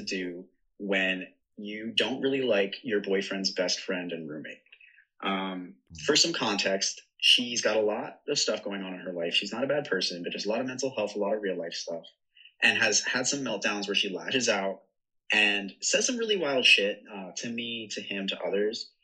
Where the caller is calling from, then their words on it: New York, United States; I'm calling from Brooklyn